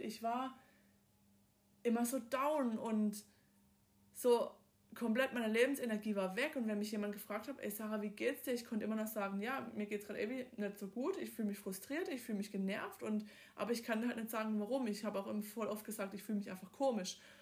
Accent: Southern Germany, Germany; ich komme aus dem Süden von Deutschland, aus dem Partnerländler

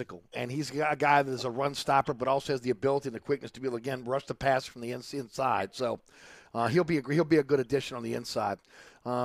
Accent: New Orleans, Louisiana, United States; growing up in New Orleans

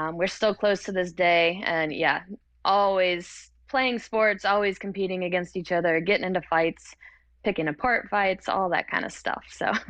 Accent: Hickory, North Carolina, United States; I was born and raised in Hickory, North Carolina

